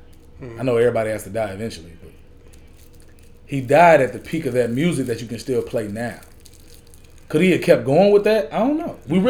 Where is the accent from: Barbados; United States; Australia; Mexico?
United States; Atlanta, Georgia; I'm from Atlanta